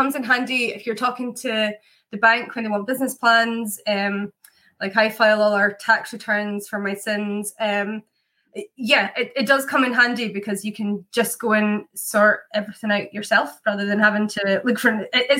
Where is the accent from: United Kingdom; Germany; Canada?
United Kingdom; Scotland; accent: Scottish; now in Ireland; Yep, I grew up in Scotland. I've got a very confused Scottish accent, though, because I lived in 9 places by the time I was 18.